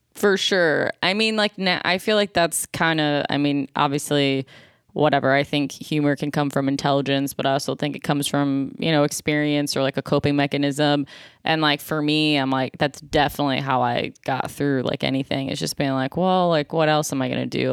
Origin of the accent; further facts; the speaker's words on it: Buffalo, New York, United States; now in Los Angeles, United States; I'm from Buffalo, New York